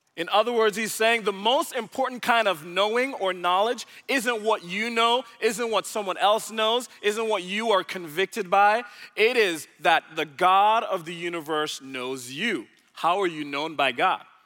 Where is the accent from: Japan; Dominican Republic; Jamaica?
Jamaica; moved away as an adult; now in Dallas, United States; I was originally born in Jamaica, so I'm from the Caribbean, not from around these parts.